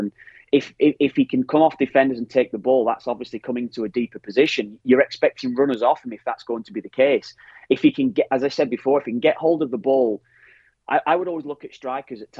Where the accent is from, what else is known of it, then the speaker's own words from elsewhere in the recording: Ireland; That's our rawness, exactly. That we have.